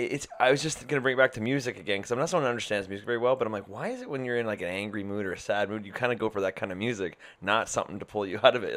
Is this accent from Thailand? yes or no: no; Canada; I'm Canadian